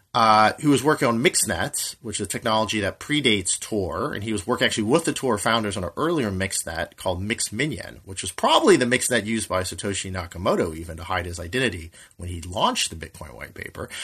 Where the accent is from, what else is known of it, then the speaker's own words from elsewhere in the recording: United States; I'm an American